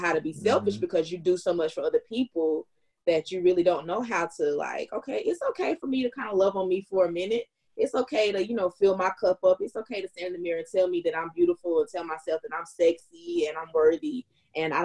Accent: North Carolina, United States; growing up in the South, and then like in North Carolina

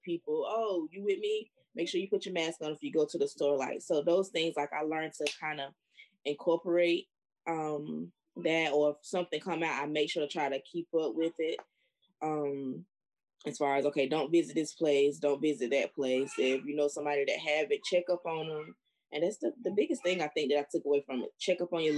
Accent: North Carolina, United States; my hometown, it's a hot spot. Like, it's a very small place, the county, but the freaking entire county is a red spot in North Carolina

